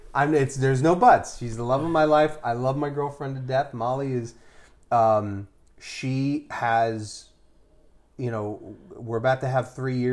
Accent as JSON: {"language": "English", "town": "Philadelphia", "region": "Pennsylvania", "country": "United States", "tie": "born or raised there", "said": "I not only was born in the city, I was born on Broad Street."}